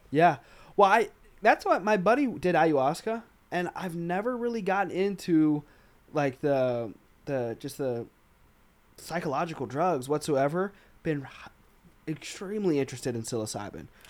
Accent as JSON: {"language": "English", "region": "Arkansas", "country": "United States", "said": "I'm from Arkansas"}